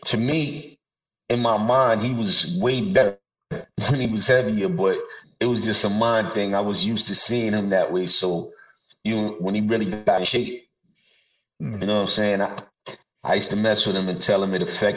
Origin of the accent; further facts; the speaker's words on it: New York City, New York, United States; I grew up in Brooklyn and Queens